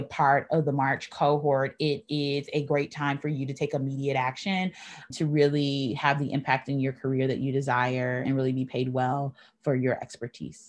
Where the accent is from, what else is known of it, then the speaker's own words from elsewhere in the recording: Midwest, United States; also born or lived in Northeast US; now in Northeast, United States; I grew up in the Midwest